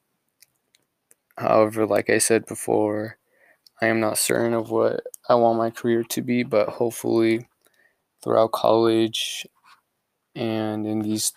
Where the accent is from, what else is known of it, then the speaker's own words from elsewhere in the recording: Escondido, California, United States; also born or lived in Puebla, Mexico; when I was 2 years old, my family moved here to Escondido, California. Since then, I've lived in Escondido and have grown up here